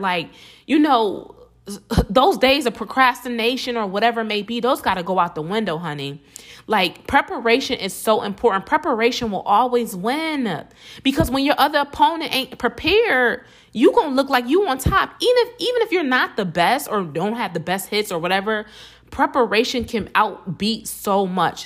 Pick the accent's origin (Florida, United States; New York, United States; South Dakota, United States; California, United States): New York, United States; Buffalo; I'm from Buffalo, New York, not New York City